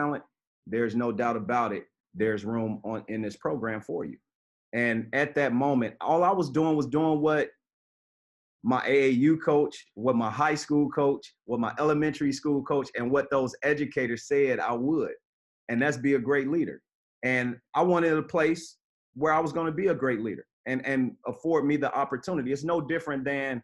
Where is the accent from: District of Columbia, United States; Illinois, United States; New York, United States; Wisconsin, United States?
Illinois, United States; Chicago; I was born and raised in Chicago.